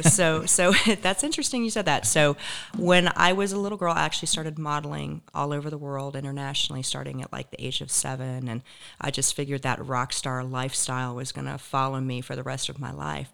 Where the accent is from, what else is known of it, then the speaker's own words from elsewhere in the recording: Raleigh, North Carolina, United States; moved away as an adult; also born or lived in Charlotte, North Carolina; now in Naples, United States; I grew up in the Raleigh, Durham area